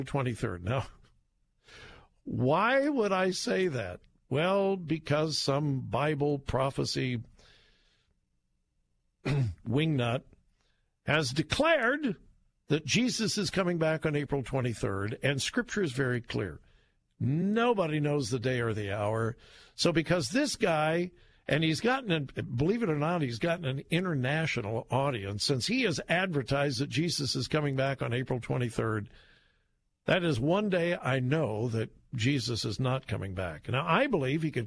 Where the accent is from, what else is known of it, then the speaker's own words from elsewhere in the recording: Southern California, United States; now in Columbus, United States; I grew up in Southern California